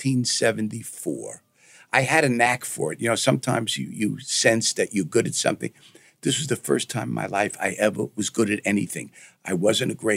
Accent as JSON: {"language": "English", "town": "New York City", "region": "New York", "country": "United States", "tie": "born or raised there", "said": "growing up in Brooklyn, it gave me a taste of the entertainment business"}